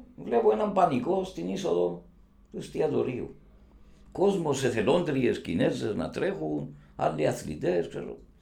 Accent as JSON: {"language": "Greek", "country": "Cyprus", "said": "είμαι δημοσιογράφο από την Κύπρο"}